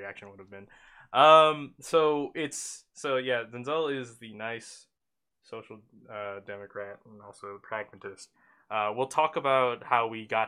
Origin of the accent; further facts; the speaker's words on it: Oakland, California, United States; I was raised in Oakland